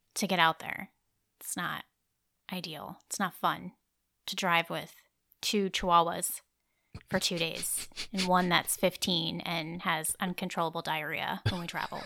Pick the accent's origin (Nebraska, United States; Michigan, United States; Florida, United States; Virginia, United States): Nebraska, United States; moved away; also born or lived in Iowa; I was born in Nebraska